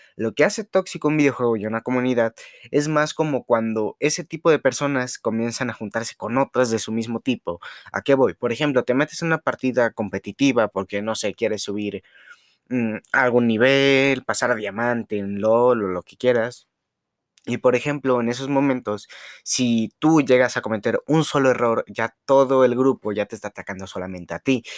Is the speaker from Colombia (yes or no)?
no; Mexico; uno como mexicano